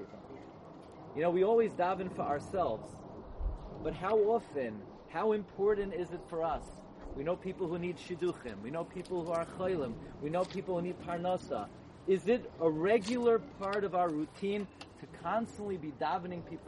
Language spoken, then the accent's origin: English; New York City, New York, United States; we grew up in the Flatbush on Avenue M and East 31st